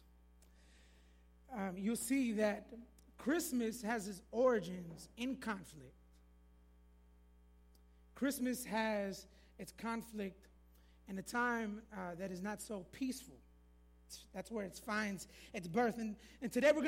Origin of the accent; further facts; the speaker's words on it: Florida, United States; moved away; I'm originally from Florida